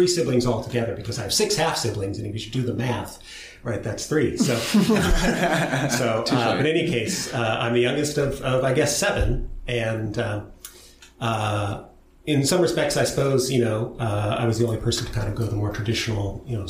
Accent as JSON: {"language": "English", "town": "Portland", "region": "Oregon", "country": "United States", "tie": "born or raised there", "said": "And so I grew up there. I was born there and then grew up in some areas east of the city, first in a rural area and then, I suppose, more in the suburbs."}